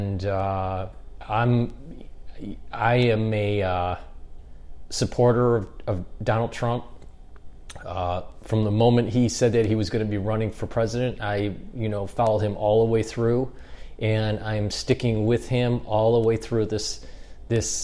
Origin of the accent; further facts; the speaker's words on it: United States; being an American